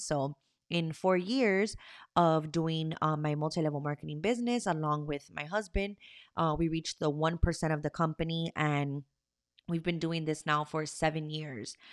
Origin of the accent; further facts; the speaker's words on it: Miami, Florida, United States; I am from Miami, Florida.